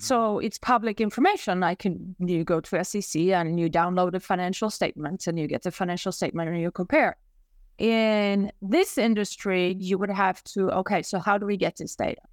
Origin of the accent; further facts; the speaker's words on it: Sweden; moved away as an adult; now in New York, United States; I'm from Sweden originally, hence the accent.